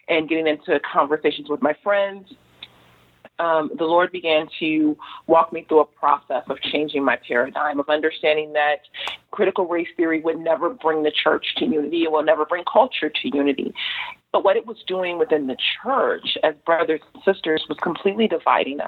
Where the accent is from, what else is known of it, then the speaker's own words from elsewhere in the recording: Los Angeles, California, United States; I grew up in South